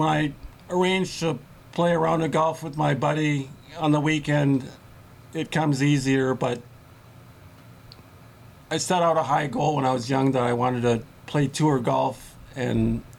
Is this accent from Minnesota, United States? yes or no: yes; Minneapolis, Minnesota, United States; It's nice. I was born in 1974. I graduated from Washburn High School. I was in a nice part of town there.